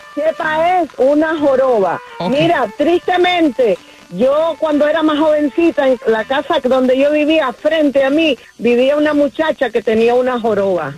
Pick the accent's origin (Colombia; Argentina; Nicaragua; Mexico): Nicaragua; Yo soy de Nicaragua también.